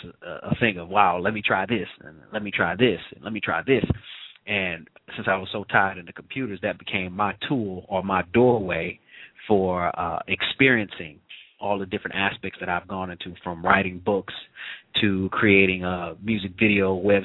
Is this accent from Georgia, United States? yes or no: no; St. Louis, Missouri, United States; I'm from St. Louis, but, you know, just a young brother, came up in the city